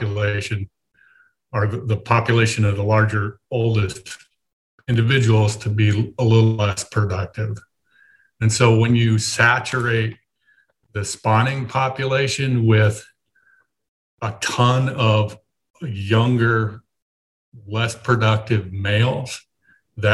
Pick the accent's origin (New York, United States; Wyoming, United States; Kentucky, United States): Wyoming, United States; moved away; I grew up in Wyoming and did a lot of elk